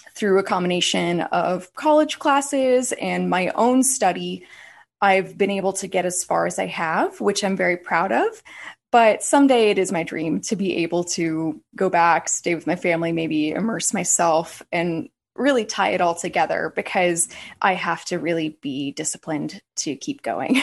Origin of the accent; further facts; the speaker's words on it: United States; I am American. I was born in the United States, but my parents both are from Italy